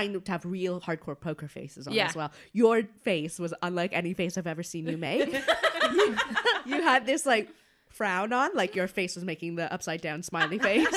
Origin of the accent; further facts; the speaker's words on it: Canada; I'm Canadian.